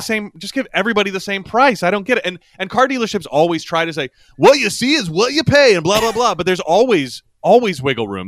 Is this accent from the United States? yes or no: yes; Yorktown, Virginia, United States; my hometown in Yorktown, Virginia